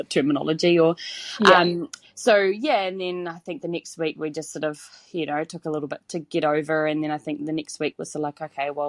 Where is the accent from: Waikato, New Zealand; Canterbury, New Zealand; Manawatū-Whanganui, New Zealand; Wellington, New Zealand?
Waikato, New Zealand; Hamilton; I'm from Hamilton, and I have two little boys